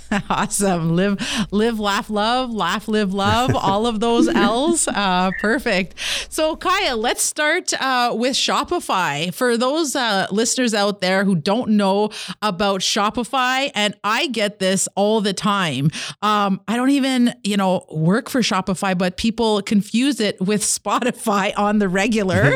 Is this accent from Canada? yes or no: yes; Kitigan Zibi, Quebec, Canada; I'm an entrepreneur from Kittagon, Zeevi, and Anishinaabe